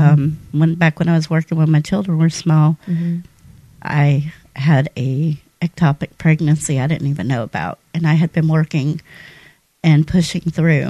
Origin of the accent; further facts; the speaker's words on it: San Jose, California, United States; born there; now in Mobile, United States; I am originally from California.